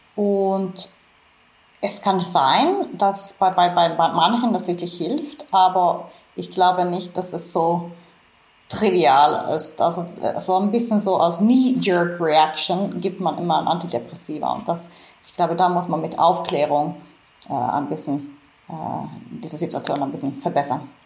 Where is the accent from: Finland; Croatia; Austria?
Finland; moved away; ich komme ursprünglich aus Finnland